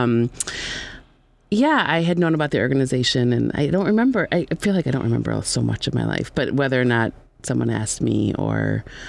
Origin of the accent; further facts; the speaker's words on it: Evanston, Illinois, United States; I grew up queer in Evanston